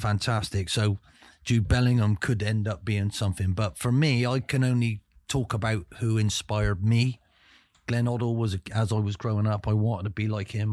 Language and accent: English; England, United Kingdom; I come from England